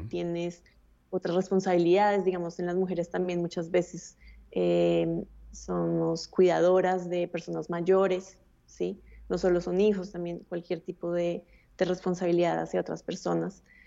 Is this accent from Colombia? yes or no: yes; Bogotá, Colombia; yo nací en Bogotá, eh, tuve, tuve acceso a una muy buena educación